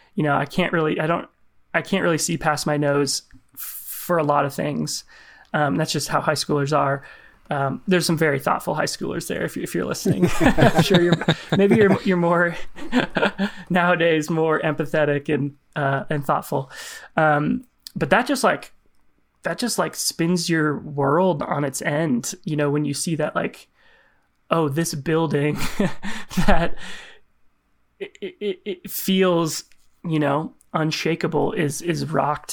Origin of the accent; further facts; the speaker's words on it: Lincoln, Nebraska, United States; I grew up in Lincoln, so far southeast Nebraska, it's the capital.